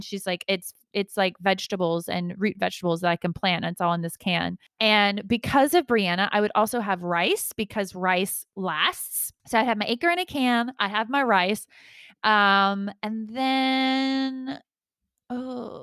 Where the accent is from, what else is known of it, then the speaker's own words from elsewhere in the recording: Atlanta, Georgia, United States; I am from Atlanta